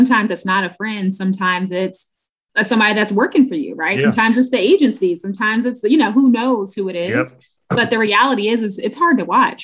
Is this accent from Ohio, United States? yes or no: no; Washington, District of Columbia, United States; I'm from Southeast DC